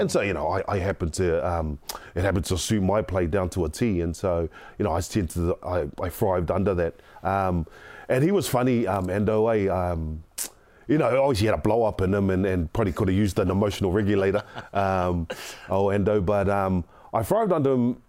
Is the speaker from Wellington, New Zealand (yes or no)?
no; Auckland, New Zealand; I grew up in South Auckland, the son of a widow